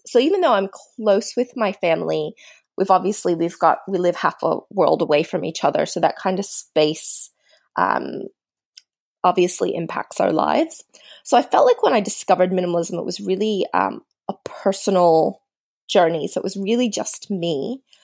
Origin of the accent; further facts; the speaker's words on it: suburban Maryland, United States; now in Australia; I grew up in suburban Maryland